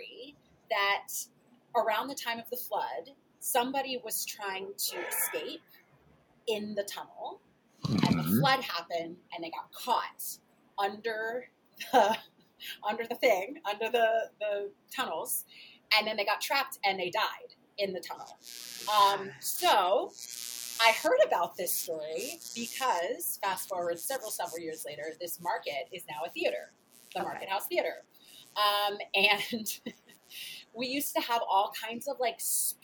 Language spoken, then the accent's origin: English; Paducah, Kentucky, United States; moved away as an adult; I was born and raised in Paducah, Kentucky, which is, you know, that's my hometown. I lived there until I was 19